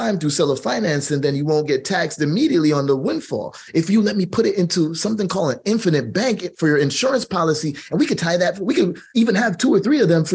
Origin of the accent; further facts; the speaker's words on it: Jamaica; I'm Jamaican